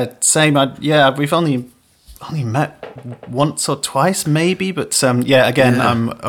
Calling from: Liverpool, North West England, United Kingdom; I am in Liverpool, yeah. I'm about a stone's throw away from Penny Lane.

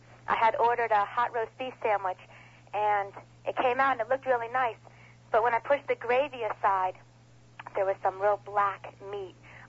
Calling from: Broward, Florida, United States; I'm calling you from Broward.

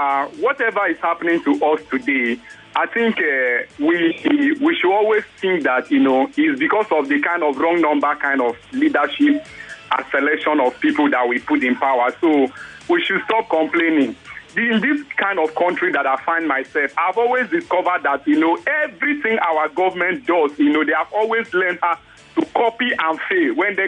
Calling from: Ojota, Lagos, Nigeria; calling from Ojota.

